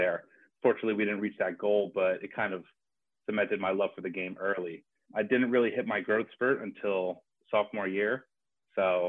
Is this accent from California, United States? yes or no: no; Bethlehem, Pennsylvania, United States; I grew up in Bethlehem